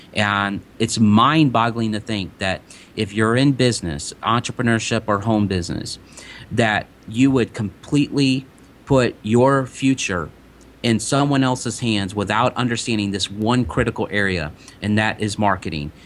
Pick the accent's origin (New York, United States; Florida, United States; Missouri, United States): Missouri, United States; De Soto; growing up in DeSoto, Missouri